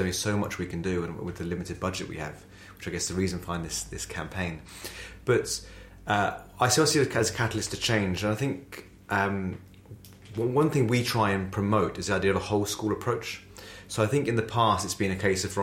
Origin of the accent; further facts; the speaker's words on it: Essex, East of England, United Kingdom; I went to a school in Essex. It's where I'm from. I'm very proud from Essex